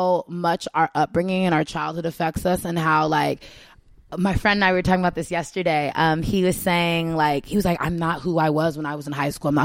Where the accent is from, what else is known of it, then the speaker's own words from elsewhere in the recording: North Hollywood, California, United States; also born or lived in Culver City; So I grew up in like North Hollywood